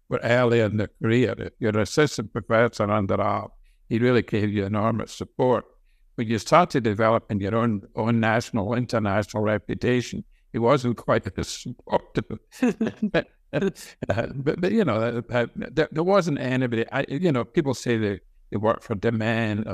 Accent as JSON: {"language": "English", "region": "Scotland", "country": "United Kingdom", "tie": "born or raised there", "also_born_or_lived": "Glasgow, Scotland / Pennsylvania, United States", "moved": "as an adult", "lives_now": "United States", "said": "I grew up in Scotland, and I went to the University of Glasgow"}